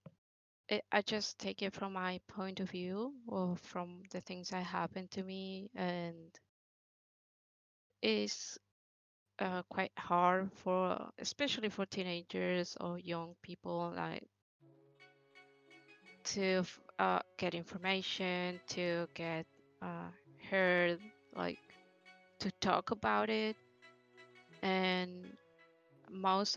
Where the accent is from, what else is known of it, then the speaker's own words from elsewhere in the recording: Argentina; I'm from Argentina.